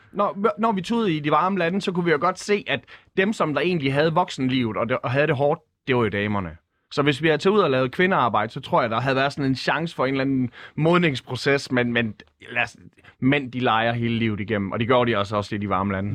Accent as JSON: {"language": "Danish", "town": "Skanderborg", "region": "Central Denmark Region", "country": "Denmark", "tie": "born or raised there", "said": "jeg er født på Skanderborg Kommunhospital"}